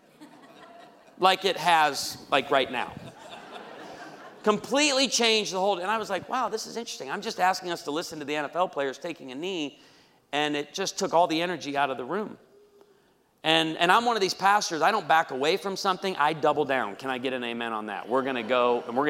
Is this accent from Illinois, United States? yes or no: yes; outside of Chicago, Illinois, United States; I grew up outside of Chicago